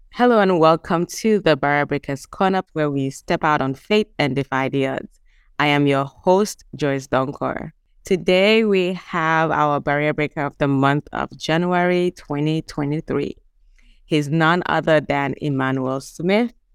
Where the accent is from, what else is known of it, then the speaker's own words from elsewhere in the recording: Gambia; also born or lived in Ghana; we are from Ghana, but we grew up in the Gambia.